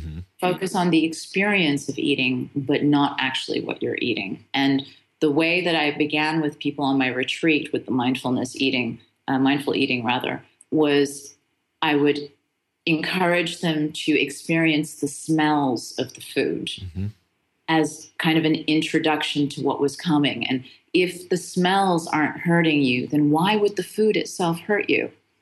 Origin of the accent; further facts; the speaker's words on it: Beirut, Beirut Governorate, Lebanon; born there; So my mom is Lebanese, and which is why I was born in Beirut.